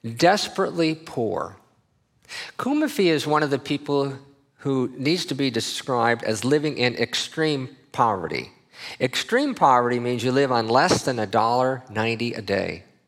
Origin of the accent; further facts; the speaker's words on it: Minnesota, United States; I grew up in Minnesota